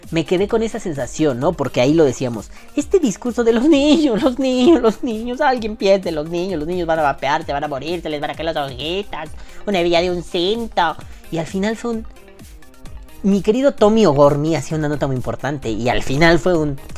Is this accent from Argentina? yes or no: no; New York, United States; accent: New York; Así con mi acento neoyorquino le dije, no mames, hija de tu pinche madre.